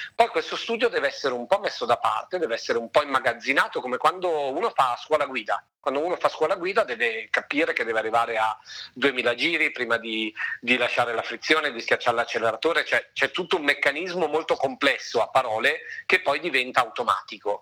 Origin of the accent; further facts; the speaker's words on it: Lake Maggiore, province of Novara, Piedmont, Italy; now in Milan, Italy; io sono nato in realtà sul Lago Maggiore in provincia di Novara e mi sono poi trasferito definitivamente a Milano oramai da una decina d'anni